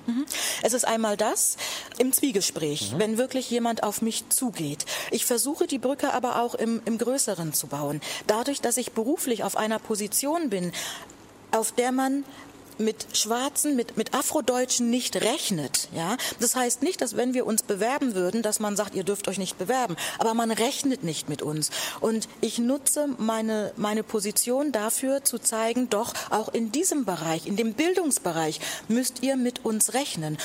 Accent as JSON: {"language": "German", "town": "Buxtehude", "region": "Lower Saxony", "country": "Germany", "tie": "born or raised there", "said": "ich komme aus Buxtehude. Ja, das, das ist doch meine Heimatstadt."}